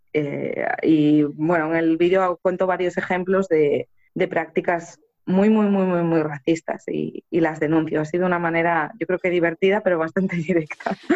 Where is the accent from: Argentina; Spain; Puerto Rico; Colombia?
Spain; conservatorios españoles, que es el país de donde yo soy